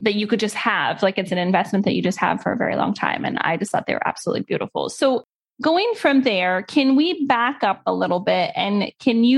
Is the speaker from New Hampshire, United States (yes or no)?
no; California, United States; we're from California